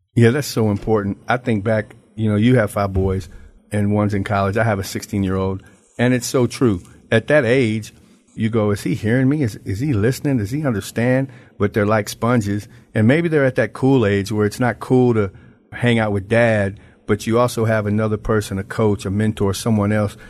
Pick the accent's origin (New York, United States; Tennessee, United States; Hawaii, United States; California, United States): Tennessee, United States; Memphis; moved away as an adult; now in Branson, United States; I am from Memphis, Tennessee, but today I'm in Branson, Missouri